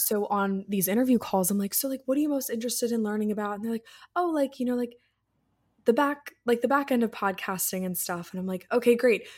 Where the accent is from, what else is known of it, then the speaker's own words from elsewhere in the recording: Annapolis, Maryland, United States; I'm from Annapolis